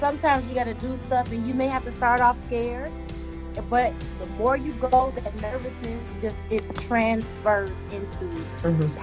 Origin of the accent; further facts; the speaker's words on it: Detroit, Michigan, United States; So I'm from Detroit, Michigan, born and raised in Detroit, Michigan. I'm a Motown girl